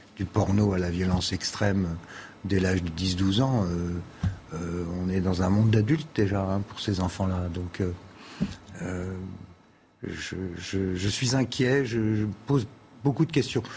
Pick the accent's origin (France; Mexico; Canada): France; chez nous en France